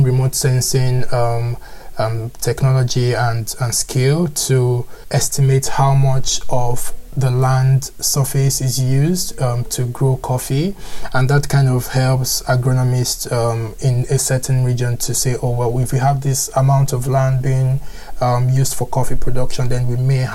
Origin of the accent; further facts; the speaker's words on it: Lagos, Nigeria; moved away as an adult; now in Edinburgh, United Kingdom; I grew up in Lagos, Nigeria